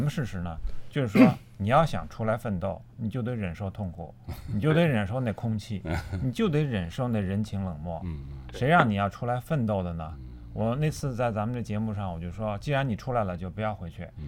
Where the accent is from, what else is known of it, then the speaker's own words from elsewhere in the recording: Baodi, Tianjin, China; moved away; 就是我老家实际上就是这么一个地方，就是 就是离北京呢，差不多一个小时的这个路程，嗯。就是在天津的一个郊县，哦。叫保底